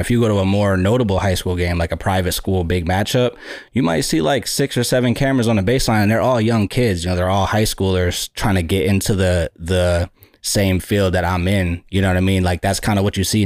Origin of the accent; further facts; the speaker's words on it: Buffalo, New York, United States; I grew up in Buffalo, New York